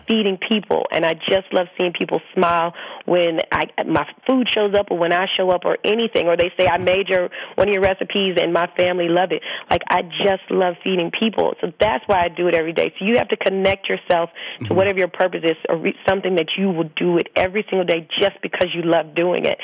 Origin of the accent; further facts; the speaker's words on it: the South, United States; growing up in the South, I mean, we barbecue year round.